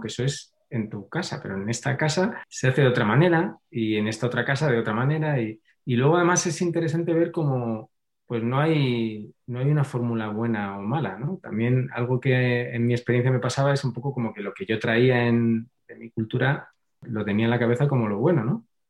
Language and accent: Spanish; Madrid, Community of Madrid, Spain; soy de Madrid